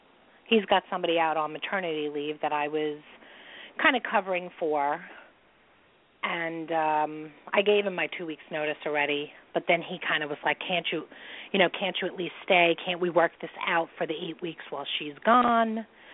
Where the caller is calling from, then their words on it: New York, United States; I'm calling from New York.